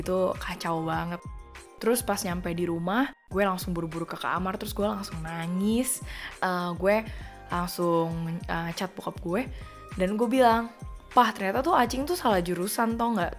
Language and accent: Indonesian; Jakarta, Indonesia; accent: Jakarta; moved away as an adult; also born or lived in Perth, Australia; gue doang yang anak Jakarta sendirian di sini